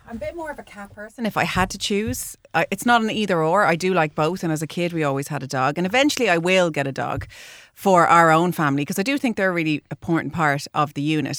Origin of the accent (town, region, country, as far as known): Ireland